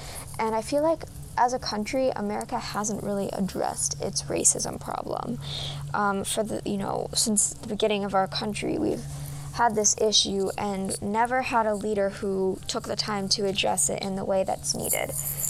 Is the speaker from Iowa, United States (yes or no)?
no; Arlington, Vermont, United States; The community that I grew up in Arlington, Vermont, was a very small and tight-knit community. It was also not super diverse, but even though it wasn't diverse, it was a really welcoming place.